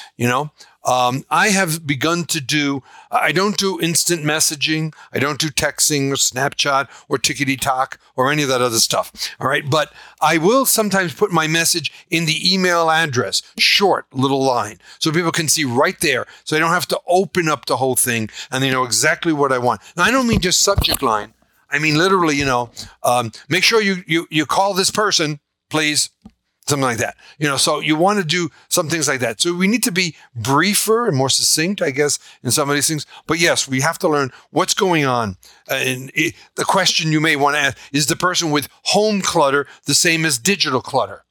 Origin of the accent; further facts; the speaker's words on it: New York, United States; I'm from New York, we would say, shut up